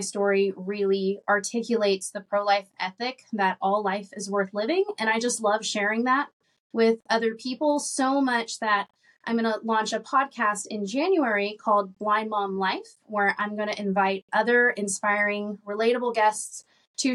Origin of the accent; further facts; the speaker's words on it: Arkansas, United States; I grew up in Arkansas